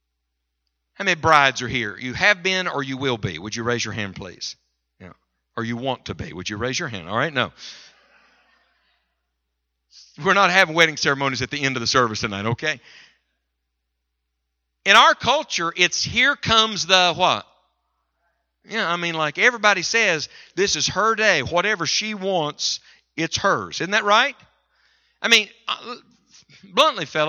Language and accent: English; West Virginia, United States; moved away; also born or lived in Michigan; I'm from West Virginia, you know, and we wear shoes there